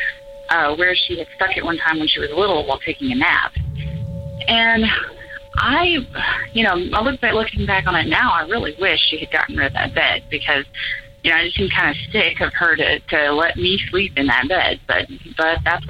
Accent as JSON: {"language": "English", "town": "Gainesville", "region": "Florida", "country": "United States", "said": "I'm from Gainesville, Florida"}